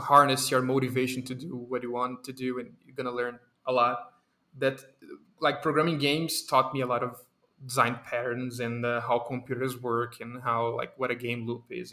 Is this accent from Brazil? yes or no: yes; Brazil; English is a second language; my Brazilian people